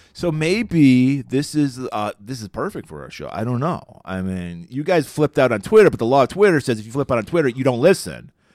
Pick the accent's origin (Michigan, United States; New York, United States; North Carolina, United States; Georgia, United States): Michigan, United States; Detroit; also born or lived in Buffalo; Even though I was born in Buffalo, I, my heart is in Detroit. I, th, this is the city that shaped me.